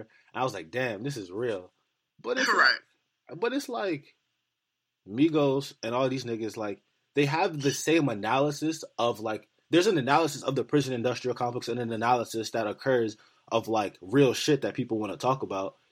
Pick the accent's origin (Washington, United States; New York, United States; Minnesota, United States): New York, United States; New York City; I'm from New York City